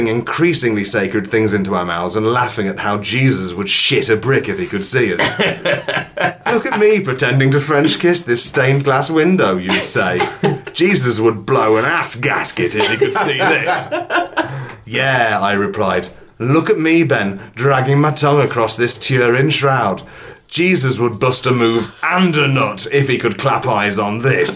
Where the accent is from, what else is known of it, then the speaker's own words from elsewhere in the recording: England, United Kingdom; I'm English